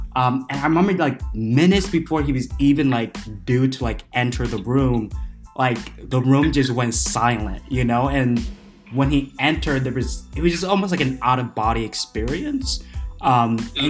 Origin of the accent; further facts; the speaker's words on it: Iowa, United States; I was delegate from Iowa